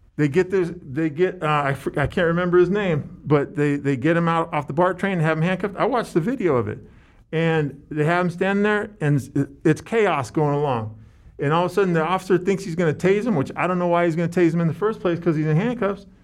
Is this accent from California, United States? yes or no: yes; San Francisco, California, United States; I grew up in San Francisco